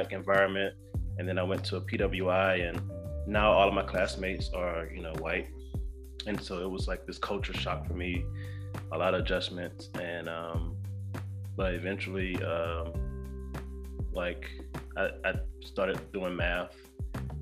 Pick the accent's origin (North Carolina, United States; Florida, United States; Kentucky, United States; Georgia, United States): Georgia, United States; Decatur; also born or lived in Stone Mountain, Georgia / Statesboro, Georgia; I grew up in Decatur through elementary all the way through about to go to high school